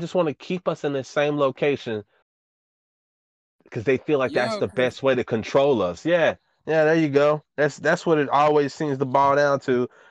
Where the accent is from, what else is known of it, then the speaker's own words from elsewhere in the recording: Dallas, Texas, United States; moved away; When I was leaving from Woodtown, they fucking added sidewalks. And I remember just throughout all of the time I lived over there